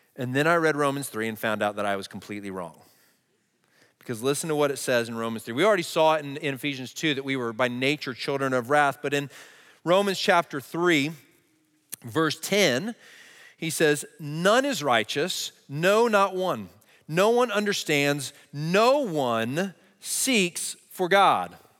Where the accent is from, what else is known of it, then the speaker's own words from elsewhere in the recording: Texas, United States; I grew up in Texas in a Christian